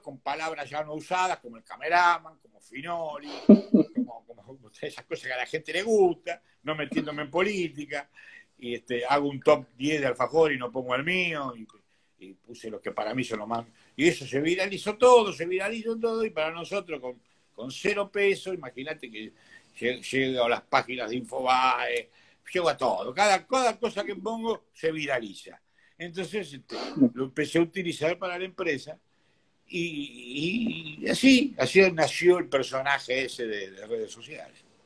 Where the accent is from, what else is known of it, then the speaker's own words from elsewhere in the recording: Buenos Aires, Argentina; yo nací en Bacacay López de Vega, a una cuadra de la estación Villaluro